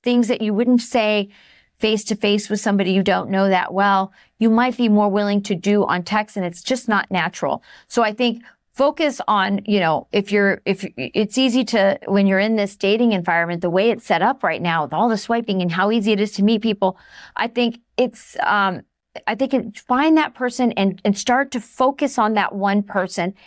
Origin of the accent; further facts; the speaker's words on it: Southwest, United States; I was from the Southwest